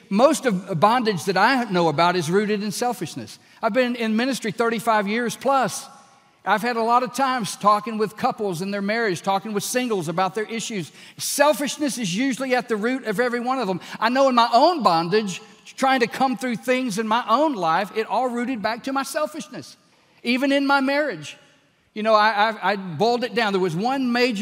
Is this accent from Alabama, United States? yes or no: no; Texas, United States; I am a Texan.